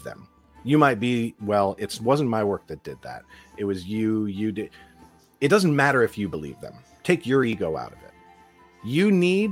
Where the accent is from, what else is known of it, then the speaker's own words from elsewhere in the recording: Los Angeles, California, United States; growing up in Los Angeles